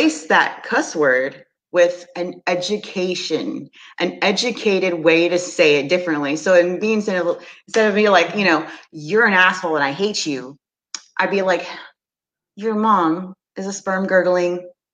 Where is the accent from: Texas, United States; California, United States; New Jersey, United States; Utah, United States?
Texas, United States; I'm from Texas